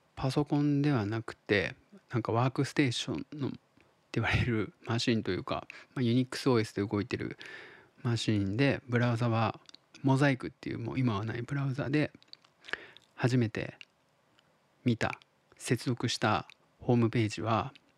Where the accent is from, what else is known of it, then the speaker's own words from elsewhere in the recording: Tottori, Japan; 僕が鳥取生まれギターポップ育ちの刑事です